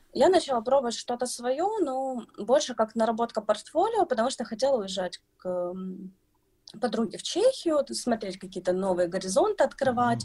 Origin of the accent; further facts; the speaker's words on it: Kyiv, Ukraine; я из Киева